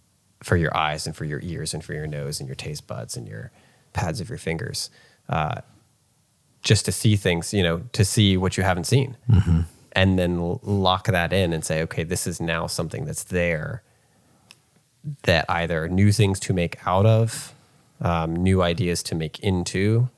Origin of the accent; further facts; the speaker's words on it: Virginia, United States; we're all from Virginia. Maybe one Mississippian thrown in there.